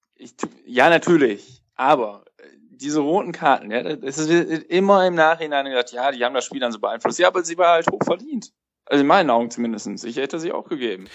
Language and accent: German; Cologne, North Rhine-Westphalia, Germany; als jemand, der in Köln lebt und, und auch gebürtiger Kölner ist